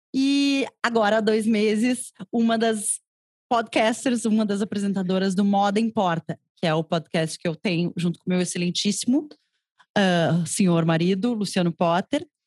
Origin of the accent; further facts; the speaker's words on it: Porto Alegre, Rio Grande do Sul, Brazil; also born or lived in Cruz Alta, Brazil; sou gaúcha de Cruz Alta, aqui ah. no interior do Rio Grande do Sul